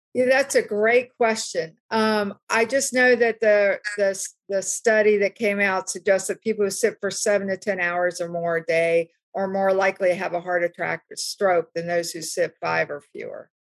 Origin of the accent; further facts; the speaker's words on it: West Virginia, United States; I grew up in West Virginia